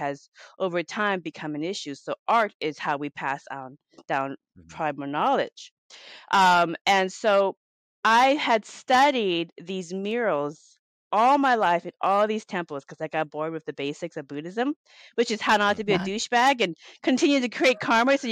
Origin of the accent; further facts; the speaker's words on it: Laos; now in Seattle, United States; I'm from Laos. I'm Laotian, and I live here in the United States, in Seattle, Washington.